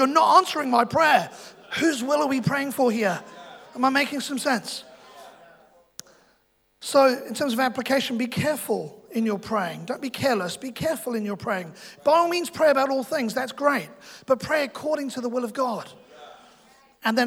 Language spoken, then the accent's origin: English; London, United Kingdom; now in New Zealand; I'm from London